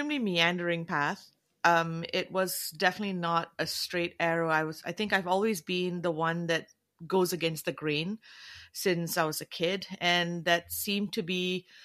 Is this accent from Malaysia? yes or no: yes; Malaysia; moved away; also born or lived in Canada / New Zealand; being of South Asian background, but I'm from Malaysia